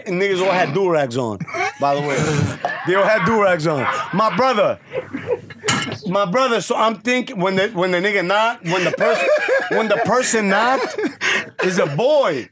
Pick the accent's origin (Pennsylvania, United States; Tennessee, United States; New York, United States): New York, United States; New York City; I was from Gun Hill in Decatur. That was 5 blocks away